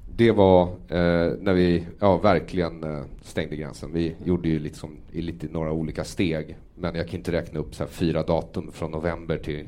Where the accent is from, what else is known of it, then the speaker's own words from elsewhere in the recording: Sweden; den miljö jag har vuxit upp i här som är svensk